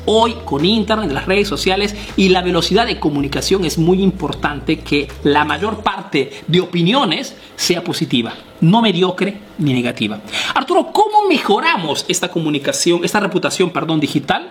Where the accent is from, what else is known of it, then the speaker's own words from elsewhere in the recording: Peru; now in Italy; soy un emprendedor peruano que vive y hace negocios aquí en Italia